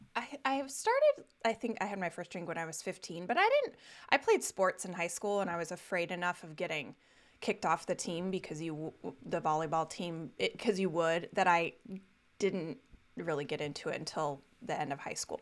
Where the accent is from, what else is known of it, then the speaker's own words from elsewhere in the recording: Castle Rock, Colorado, United States; I grew up in Colorado. Uh, lived there through, uh, right up through college.